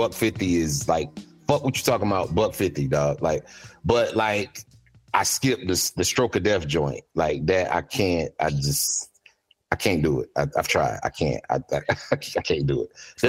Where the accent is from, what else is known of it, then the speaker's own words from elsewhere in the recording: the South, United States; I'm just like, I'm from the South.